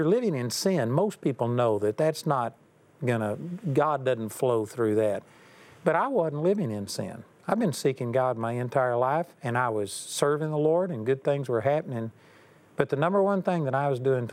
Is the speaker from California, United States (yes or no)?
no; Texas, United States; I'm a hick from Texas